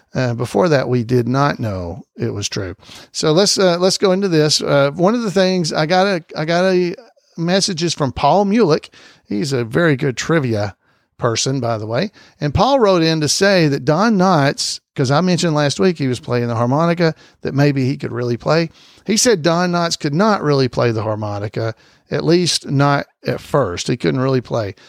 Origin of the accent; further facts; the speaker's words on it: Alabama, United States; I'm from Alabama